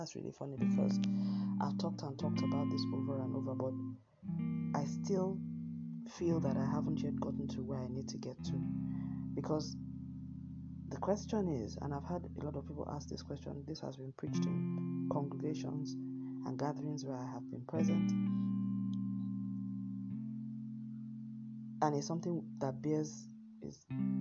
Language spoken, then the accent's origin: English; Nigeria; in my home country